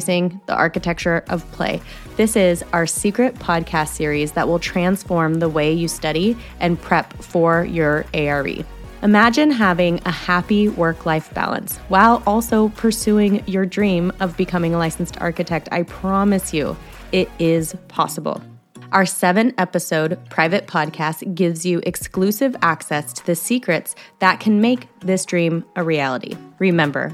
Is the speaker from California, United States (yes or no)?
yes; San Diego, California, United States; moved away as an adult; also born or lived in Chico; I'm from San Diego, but I went up to Chico State